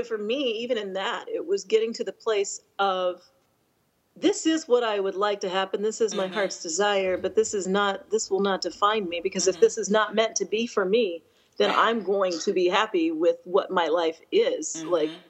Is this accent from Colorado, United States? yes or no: yes; Colorado, United States; now in Atlanta, United States; I grew up in Colorado, from the age of 10. My dad was stationed there. I'm an Air Force brat. And so I consider that where I grew up. And just so happened that Jeff and I both ended up in Atlanta.